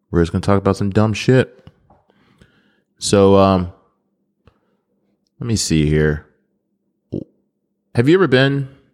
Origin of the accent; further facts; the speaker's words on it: Memphis, Tennessee, United States; By the way, we are from Memphis, Tennessee, the best state and the best city